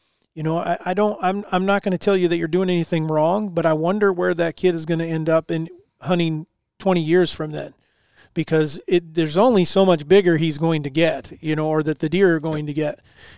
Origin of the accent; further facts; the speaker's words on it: East Coast, United States; I grew up on the East Coast, and where if it had an antler, you know, you shoot it.